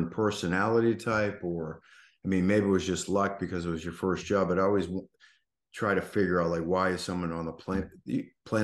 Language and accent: English; Boston, Massachusetts, United States; now in Delray Beach, United States; I'm a Bostonian, so I was a Patriots fan